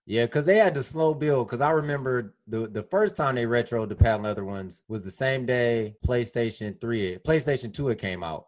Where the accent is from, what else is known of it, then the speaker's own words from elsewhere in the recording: Detroit, Michigan, United States; I've seen things like personally myself growing up on Detroit's West Side